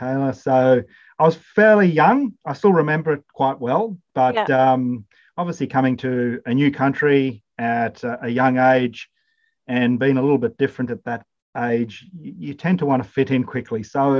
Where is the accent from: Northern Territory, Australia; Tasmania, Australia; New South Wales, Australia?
New South Wales, Australia; Hay; also born or lived in Zimbabwe; So moved to Australia, and I grew up at Hay in New South Wales. We moved to Hay in the middle of a massive drought with lots of dust storms, and it was quite a cultural shock coming from a probably more greener spot in the world